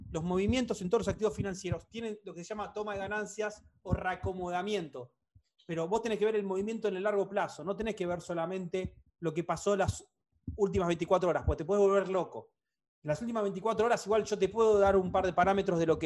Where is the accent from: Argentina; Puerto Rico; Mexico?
Argentina; La Pampa; La Pampa. La Pampa.